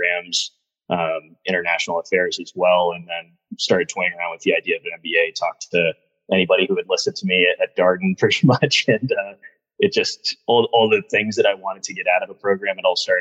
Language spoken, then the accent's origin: English; Medfield, Massachusetts, United States; moved away as an adult; also born or lived in Washington, D.C.; I'm from Medfield, Massachusetts, originally New England area.